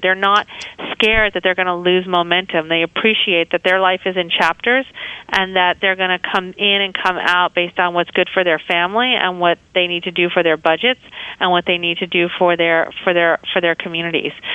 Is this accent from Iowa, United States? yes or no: no; New York, United States; moved away as an adult; now in San Francisco, United States; I was born and raised in New York